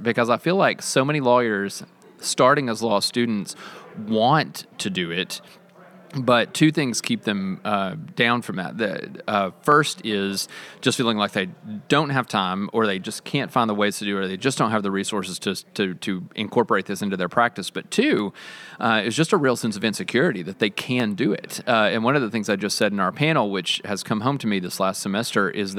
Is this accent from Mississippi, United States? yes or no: yes; Mississippi, United States; accent: Southern; I'm from Mississippi. You can hear my accent coming through just a little bit. It ramps up when I talk to Southerners, and I've been talking to Southerners most of the day, so it comes back.